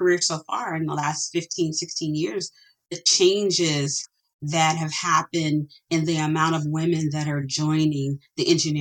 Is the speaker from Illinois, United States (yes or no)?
yes; Chicago, Illinois, United States; My parents, we grew up in Chicago. And even though I was raised in a neighborhood that was impoverished